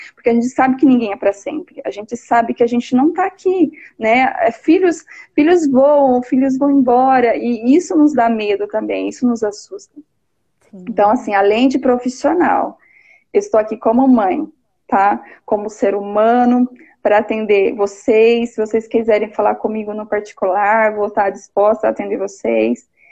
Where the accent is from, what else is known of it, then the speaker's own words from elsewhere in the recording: São Paulo, Brazil; also born or lived in Leme, São Paulo; São Paulo, sou de São Paulo, moro em Leme, interior